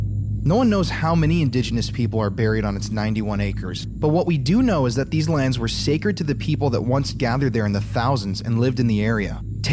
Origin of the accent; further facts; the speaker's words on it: Sioux Falls, South Dakota, United States; The location is actually just a 15-minute drive from Sioux Falls, South Dakota, where I grew up.